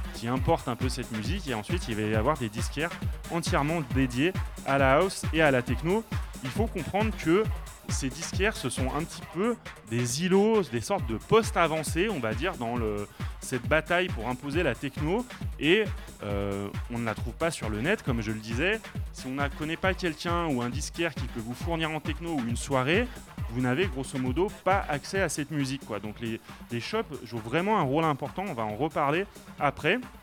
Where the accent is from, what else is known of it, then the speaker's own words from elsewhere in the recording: Lyon, Auvergne-Rhône-Alpes, France; je viens de Lyon